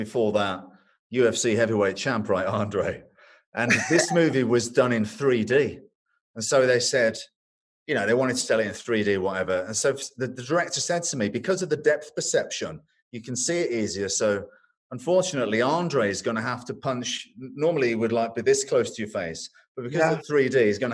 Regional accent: England, United Kingdom; I'm English

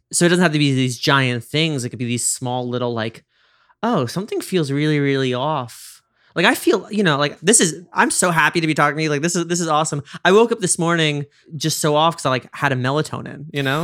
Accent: Westchester, New York, United States; I'm from Westchester

